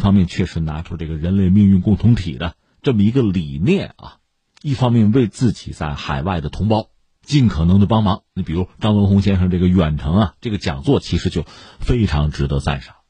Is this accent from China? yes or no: yes; China; 我们是中国人，